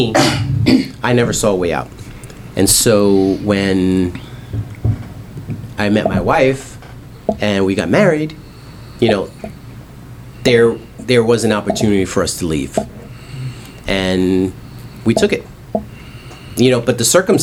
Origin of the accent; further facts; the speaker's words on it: New York City, New York, United States; I grew up in Harlem